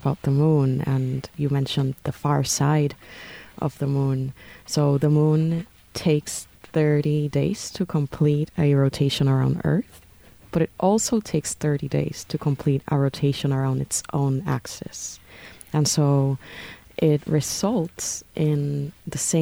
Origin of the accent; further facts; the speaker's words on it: Puerto Rico; moved away; I am from Puerto Rico, very proud Boricua, born and raised